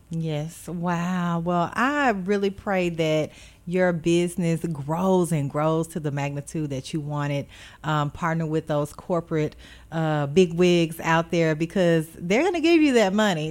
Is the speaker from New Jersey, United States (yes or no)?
no; Beaumont, Texas, United States; now in Memphis, United States; I'm originally from Beaumont, Texas